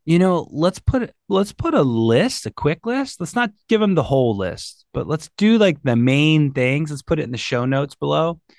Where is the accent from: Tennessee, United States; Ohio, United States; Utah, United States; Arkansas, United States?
Ohio, United States; I'm from Ohio